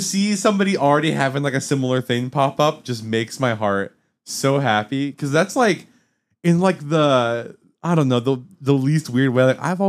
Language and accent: English; Michigan, United States; as a Michiganian myself.